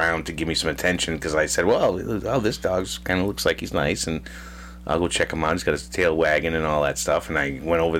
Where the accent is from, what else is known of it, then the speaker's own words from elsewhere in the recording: Massachusetts, United States; We're from Massachusetts